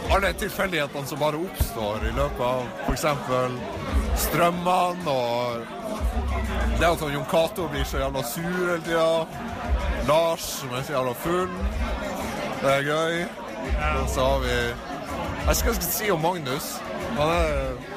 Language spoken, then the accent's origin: Norwegian; Harstad, Troms, Norway; Harstad, min hjemby Harstad